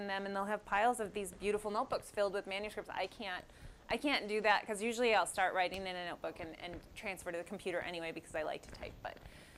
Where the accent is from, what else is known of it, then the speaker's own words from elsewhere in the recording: Oakland, California, United States; I'm from Oakland